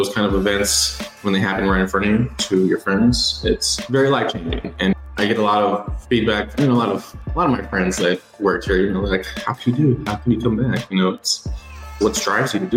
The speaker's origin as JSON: {"language": "English", "region": "South Texas", "country": "United States", "moved": "yes", "lives_now": "Green Bay, United States", "said": "I'm living in Green Bay, Wisconsin, cold north. I'm originally from Texas, though, so South Texas"}